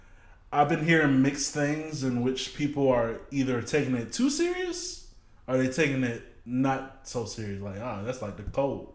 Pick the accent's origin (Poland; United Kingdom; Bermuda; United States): United States; Louisiana; born there; But as I grew up going to Louisiana every year. I was born in Louisiana.